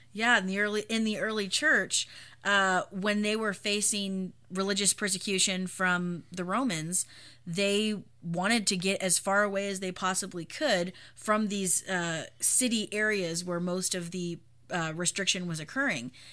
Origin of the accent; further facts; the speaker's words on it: United States; as an American Christian